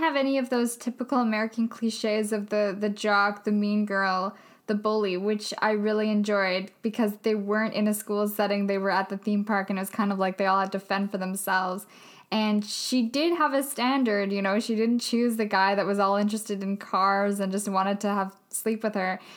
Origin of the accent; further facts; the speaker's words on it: Vancouver, British Columbia, Canada; we're from Vancouver